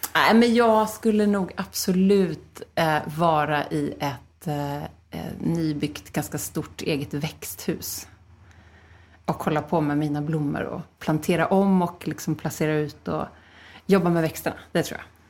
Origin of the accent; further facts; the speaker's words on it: Stockholm, Stockholm County, Sweden; Philadelphia kyrkan i Stockholm där jag växte upp